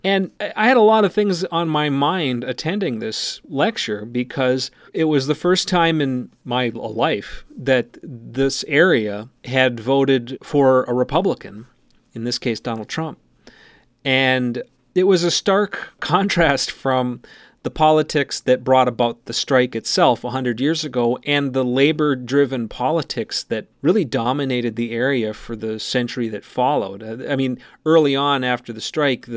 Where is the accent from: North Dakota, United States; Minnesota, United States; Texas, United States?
Minnesota, United States; Cherry; you grow up here